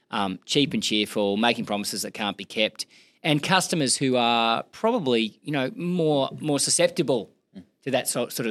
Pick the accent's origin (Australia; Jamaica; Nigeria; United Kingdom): Australia; Gold Coast, Queensland; Gold Coast, yeah.